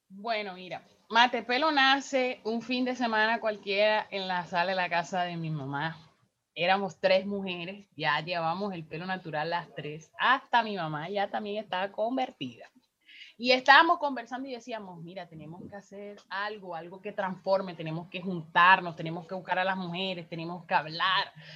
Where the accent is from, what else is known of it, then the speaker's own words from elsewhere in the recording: Riohacha, La Guajira, Colombia; soy una mujer afro guajira, nací en Hacha y vivo en Riohacha